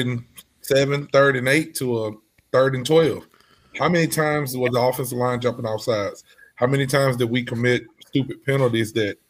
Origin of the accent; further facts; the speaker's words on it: Alabama, United States; I'm from Alabama, man.